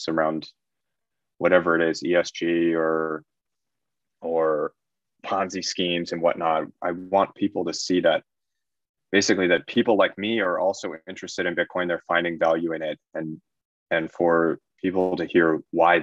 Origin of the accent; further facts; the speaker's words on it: United States; moved away as an adult; I'm originally American.